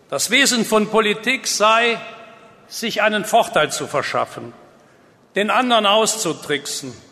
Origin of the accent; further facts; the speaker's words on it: Würselen, North Rhine-Westphalia, Germany; Ich {S2} bin da zu Hause, das ist meine Heimat.